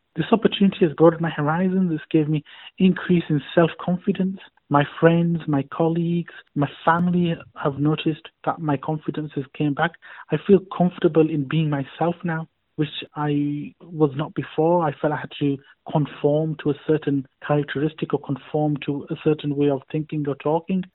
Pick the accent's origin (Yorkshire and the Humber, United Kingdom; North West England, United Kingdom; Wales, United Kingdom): Yorkshire and the Humber, United Kingdom; Bradford; I'm from Bradford. I was born and bred in Yorkshire